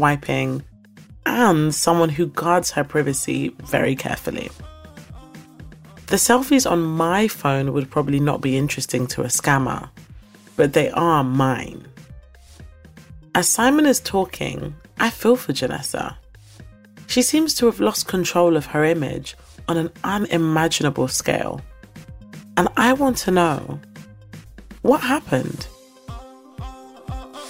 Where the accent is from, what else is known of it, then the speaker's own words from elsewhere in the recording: United Kingdom; also born or lived in London / Lagos, Nigeria; I'm British Nigerian, and I divide my time between London and Lagos.